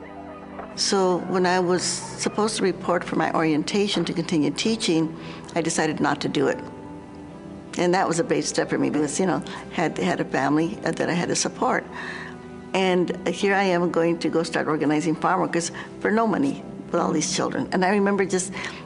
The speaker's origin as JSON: {"language": "English", "region": "New Mexico", "country": "United States", "tie": "born or raised there", "said": "I grew up in New Mexico"}